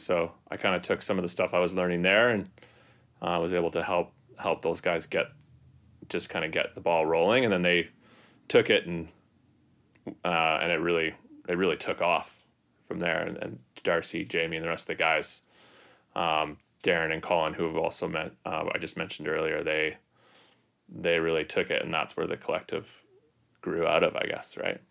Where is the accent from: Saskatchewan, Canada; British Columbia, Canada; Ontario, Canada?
British Columbia, Canada; North Vancouver; also born or lived in Whistler; I'm from North Van as well. I grew up in Vancouver.